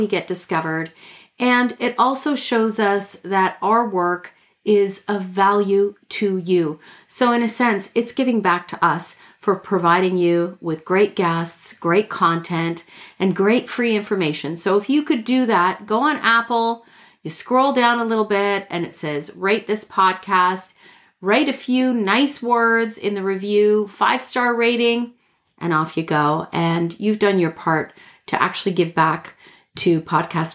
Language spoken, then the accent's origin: English; Toronto, Ontario, Canada; I'm Canadian from Toronto